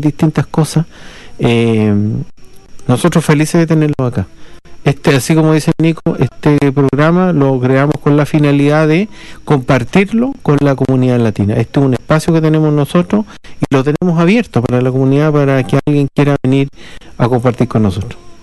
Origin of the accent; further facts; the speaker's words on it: Chile; accent: Chilean; now in Christchurch, New Zealand; ni siquiera el chileno no lo reconoce porque tenemos un acento bastante particular